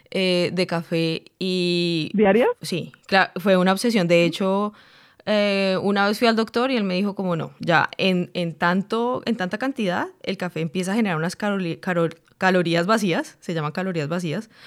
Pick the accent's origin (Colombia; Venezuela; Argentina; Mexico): Colombia; now in United States; uno siendo colombiana y colombiano no tiene ni idea del café que toma. Ya cuando uno eh, empieza